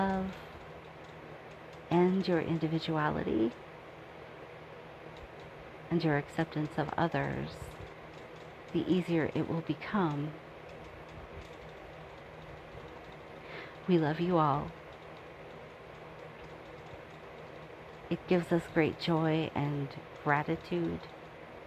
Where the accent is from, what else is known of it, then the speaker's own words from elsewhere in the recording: the South, United States; I was born in the South